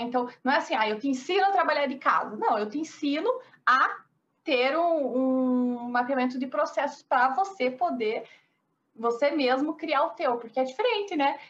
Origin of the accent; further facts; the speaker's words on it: interior of Paraná, Brazil; accent: interior; moved away as an adult; also born or lived in Curitiba; now in São Paulo, Brazil; Moro em São Paulo, mas eu sou do interior do Paraná.